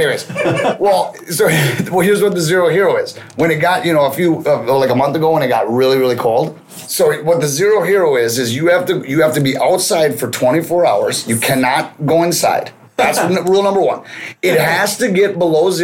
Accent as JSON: {"language": "English", "town": "New Brighton", "region": "Minnesota", "country": "United States", "tie": "born or raised there", "said": "I grew up in New Brighton. I was an Irondale kid"}